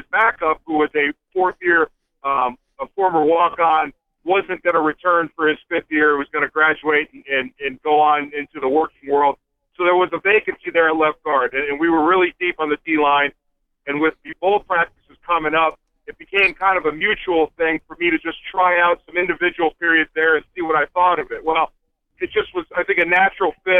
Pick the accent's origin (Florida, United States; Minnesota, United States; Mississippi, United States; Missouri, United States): Florida, United States; Fort Lauderdale; moved away; also born or lived in Michigan; growing up in Florida